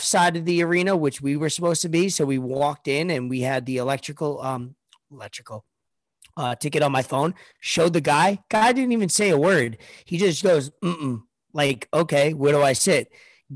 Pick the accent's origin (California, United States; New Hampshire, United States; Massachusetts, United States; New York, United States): New York, United States; New York City; moved away; I'm from Staten Island